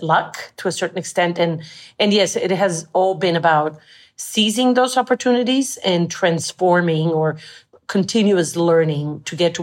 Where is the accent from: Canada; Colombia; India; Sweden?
Colombia; first language Spanish; English is a second language; moved away as an adult; also born or lived in France / Monterey; I grew up in Colombia and I went to an American school